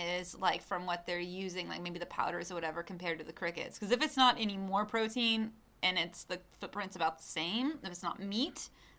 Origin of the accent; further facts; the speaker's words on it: Arkansas, United States; moved away as an adult; now in Chile; I was raised in Arkansas.